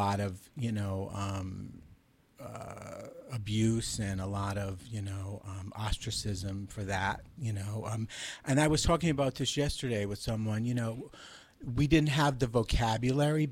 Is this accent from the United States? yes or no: yes; Providence, Rhode Island, United States; also born or lived in Massachusetts; Well, I grew up in Providence, Rhode Island. I actually was born in Massachusetts, and we moved to Providence when I was five